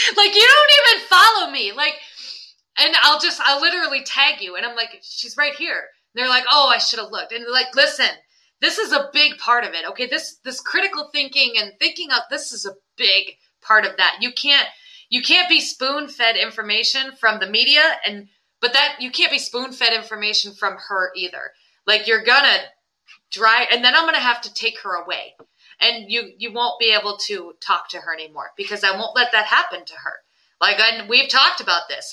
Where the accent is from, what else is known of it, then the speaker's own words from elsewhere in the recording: Putnam, West Virginia, United States; I grew up in Putnam